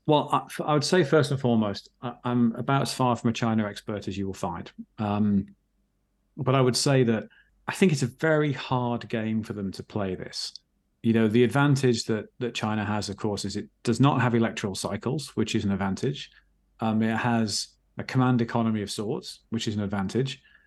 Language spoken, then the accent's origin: English; England, United Kingdom